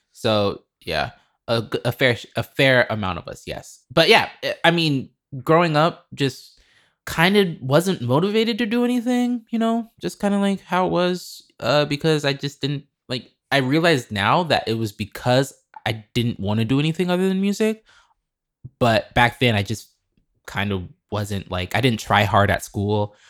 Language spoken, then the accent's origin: English; Lincoln, Nebraska, United States; moved away; also born or lived in Chicago; I'm from Lincoln, Nebraska